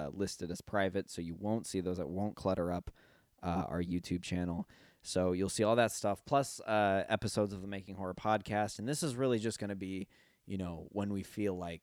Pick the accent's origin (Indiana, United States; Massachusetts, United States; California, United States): Indiana, United States; now in Florida, United States; I'm going back to my hometown